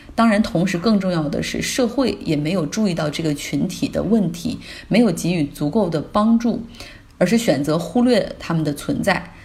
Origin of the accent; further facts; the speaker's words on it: Harbin, Heilongjiang, China; now in Sweden; 就讲一讲我的家乡。上一次在国内出差的时候，在一趟回哈尔滨的飞机上，